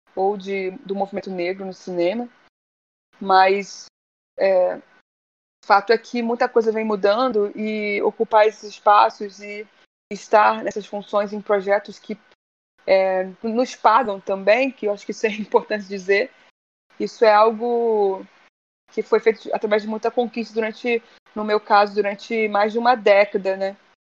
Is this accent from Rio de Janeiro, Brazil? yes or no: yes; Rio de Janeiro, Brazil; cresci na Penha, Penha, Penha, subúrbio do Rio, depois fui para Tijuca. Eu nasci na Tijuca